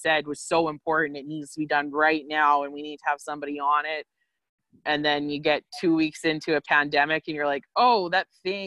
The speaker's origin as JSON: {"language": "English", "town": "Quill Lake", "region": "Saskatchewan", "country": "Canada", "tie": "born or raised there", "said": "being back in my hometown, that's something like, this is the longest I've lived here since I graduated from high school"}